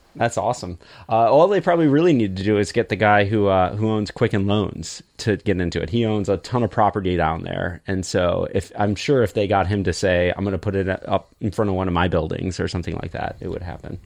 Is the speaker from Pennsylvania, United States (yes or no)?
no; Michigan, United States; born or raised there